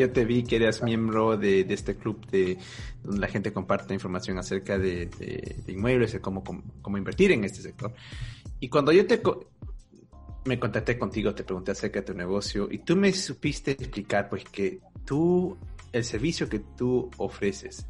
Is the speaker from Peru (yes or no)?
yes; Peru; now in Germany; yo, soy de Perú y no estoy viviendo en Perú, yo estoy viviendo en Alemania.